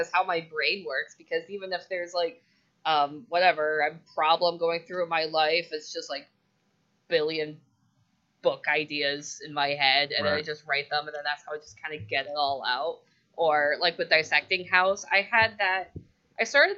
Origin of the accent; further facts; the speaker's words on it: Seminole, Florida, United States; I'm born and raised here. I naturally have dark hair. And that's dark-haired Floridian